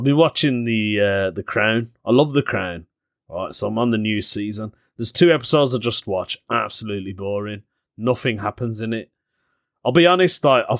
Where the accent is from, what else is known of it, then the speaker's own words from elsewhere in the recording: Birmingham, West Midlands, United Kingdom; People say to me, where are you from? And I'll go, Birmingham.